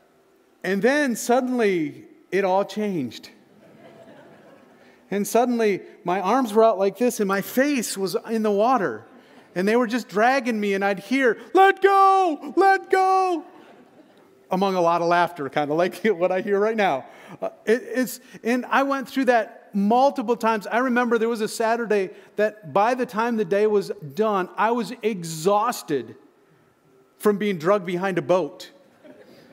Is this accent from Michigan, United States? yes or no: yes; Michigan, United States; moved away; I grew up in Michigan.